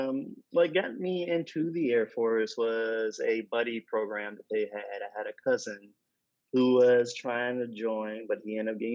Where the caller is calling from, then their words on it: Atlanta, Georgia, United States; I am calling in from Atlanta. So I've recently moved there